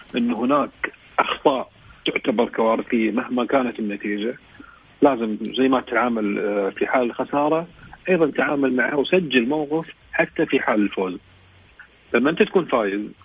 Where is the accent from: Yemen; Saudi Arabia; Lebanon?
Saudi Arabia; احنا كسعوديين